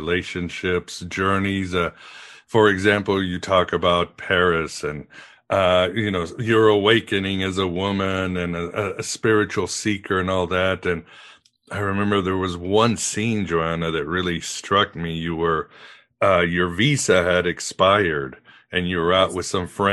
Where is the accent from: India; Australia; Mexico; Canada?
Mexico; I grew up in Mexico